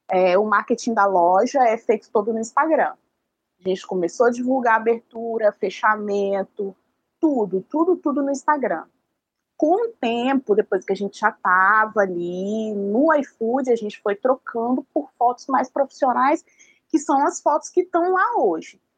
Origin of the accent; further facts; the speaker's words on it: Vitória, Espírito Santo, Brazil; é um bairro da capital chamado Jardim Camburi. É o bairro mais populoso de Vitória.